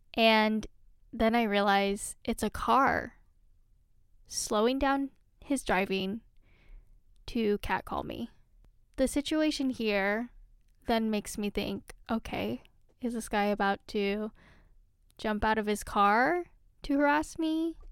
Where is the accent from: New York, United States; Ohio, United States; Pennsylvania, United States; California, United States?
California, United States; I'm a Filipino American woman who has her roots in California